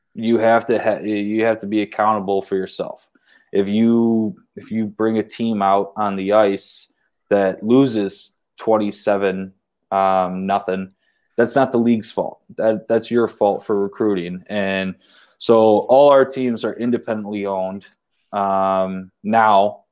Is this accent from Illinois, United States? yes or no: no; Waterford, Michigan, United States; we have Waterford in our, that's my hometown